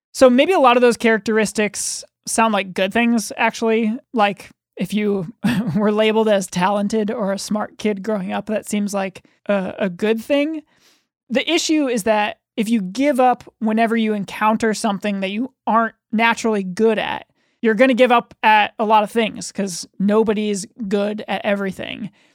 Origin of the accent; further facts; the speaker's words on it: United States; as American children.